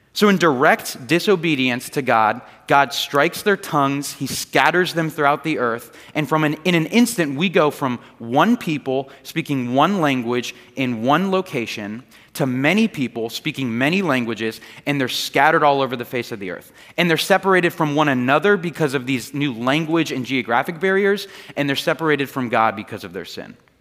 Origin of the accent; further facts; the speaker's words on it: Largo, Florida, United States; I grew up here in this area, and the house that I grew up in was in Largo, right down the street